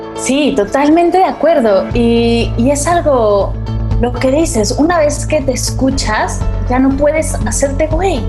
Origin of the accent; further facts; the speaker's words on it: Mexico; moved away as an adult; now in Barcelona, Spain; Me mudé para acá, soy mexicana, pero me mudé para acá para estudiarla